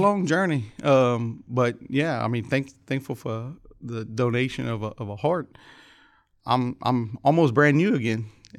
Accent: Youngsville, Louisiana, United States; Lafayette, Youngsville, Louisiana.

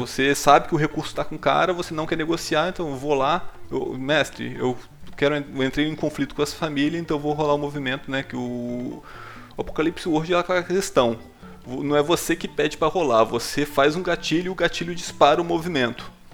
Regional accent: Espírito Santo, Brazil; A gente é aqui do Espírito Santo

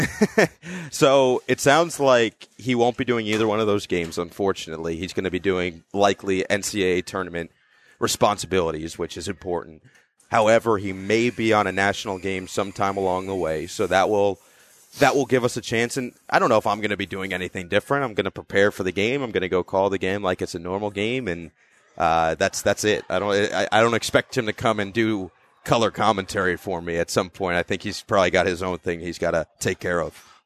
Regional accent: Northern New Jersey, United States; I'm from Northern New Jersey.

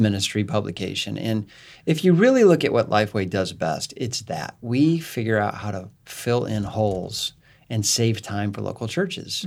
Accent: Northern Illinois, United States; I came from Northern Illinois

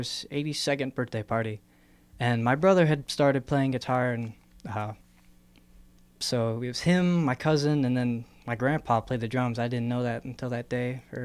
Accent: Brazil, Indiana, United States; moved away as an adult; now in Bloomington, United States; I'm pretty much from Brazil, Indiana, so kind of a little bit over by Terre Haute.

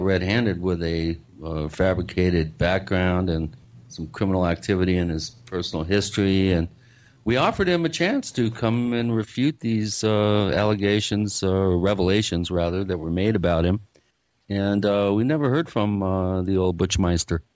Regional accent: Seattle, Washington, United States; I grew up in the Seattle area

